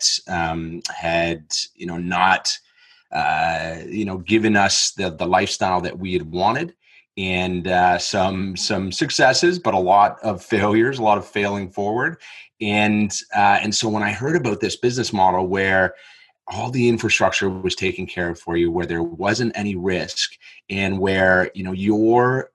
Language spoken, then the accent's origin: English; Canada; moved away as an adult; now in Australia; I am from Canada originally, but I had moved to Australia about 8 years ago.